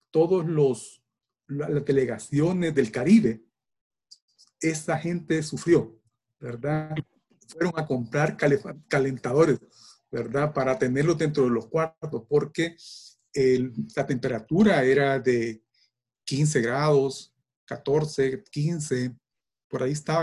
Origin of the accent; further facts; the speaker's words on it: El Salvador; somos salvadoreños y salvadoreñas